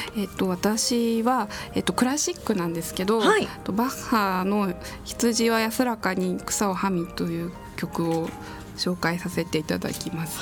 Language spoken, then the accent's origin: Japanese; Tokyo, Japan; 私は、えーと、東京都の世田谷区の出身